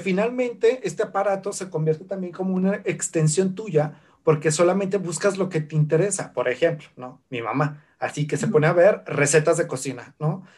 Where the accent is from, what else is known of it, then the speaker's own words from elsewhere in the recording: Zacatecas, Mexico; historiador zacatecano